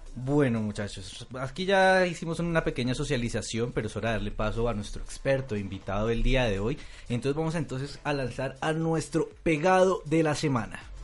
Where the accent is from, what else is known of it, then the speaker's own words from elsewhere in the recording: Colombia; nosotros, digamos como colombianos